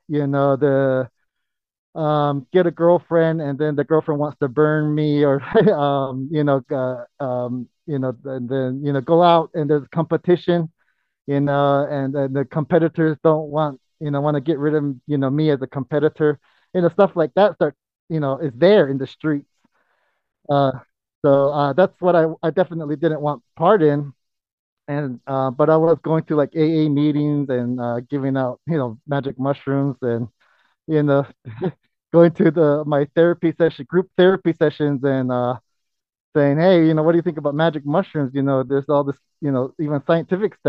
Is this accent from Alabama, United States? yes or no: no; Zuni reservation, New Mexico, United States; I was born and raised on the Zuni reservation because my father's Zuni and my mom's Navajo